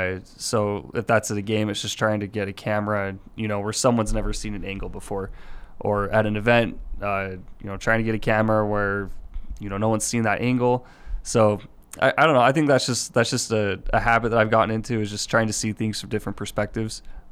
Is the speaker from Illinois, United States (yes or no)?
no; Murray, Utah, United States; also born or lived in Salt Lake City; I was just I grew up in Salt Lake, grew up in Murray, and just was a really big Utah football fan.